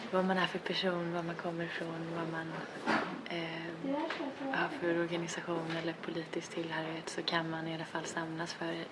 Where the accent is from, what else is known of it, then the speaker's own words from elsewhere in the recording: Gothenburg, Västra Götaland, Sweden; jag är från Göteborg själv